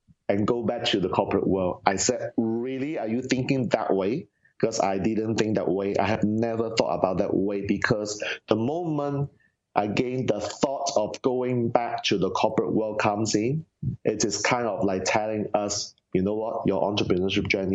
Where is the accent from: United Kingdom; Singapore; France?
Singapore; Singapore, I'm from Singapore